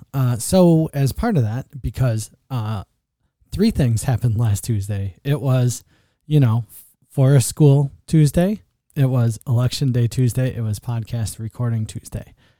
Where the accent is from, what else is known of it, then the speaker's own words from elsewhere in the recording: Buffalo, New York, United States; I grew up in Buffalo